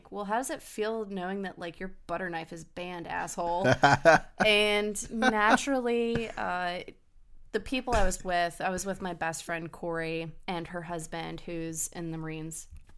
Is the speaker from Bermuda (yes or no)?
no; Germany; born there; Well, it was my dad recommended it to me, and I was born in Germany.